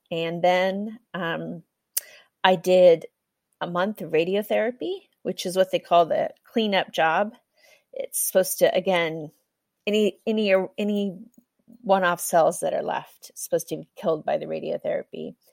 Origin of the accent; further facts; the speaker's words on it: Kenya; also born or lived in United States; now in Europe; My parents were missionaries in Africa, so I was born and raised in Kenya. And then I spent some time studying in the US, working, worked in Africa for a little while, and then I've been in Europe working for the last 12 years.